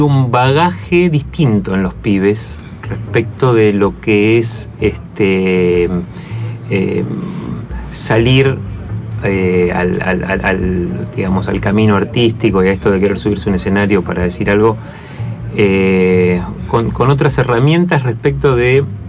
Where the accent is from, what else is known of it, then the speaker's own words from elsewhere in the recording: Buenos Aires, Argentina; also born or lived in Mendoza, Argentina; nosotros somos de acá, o sea, vivíamos acá en Buenos Aires